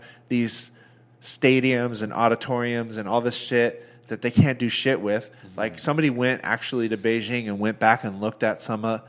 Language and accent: English; Northern California, United States; I grew up in NorCal, so I spent a lot of time in the mountains, like snowboarding.